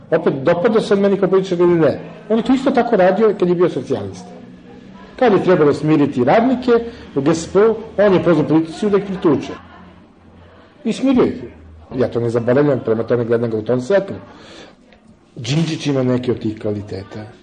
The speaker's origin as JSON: {"language": "Croatian", "country": "Serbia", "said": "ja sam dobar Srbin"}